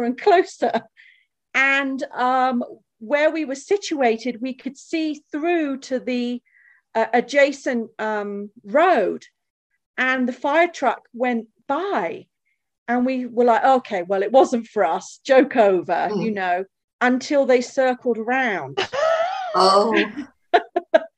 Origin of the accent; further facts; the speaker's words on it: England, United Kingdom; moved away as an adult; now in Colorado Springs, United States; we're English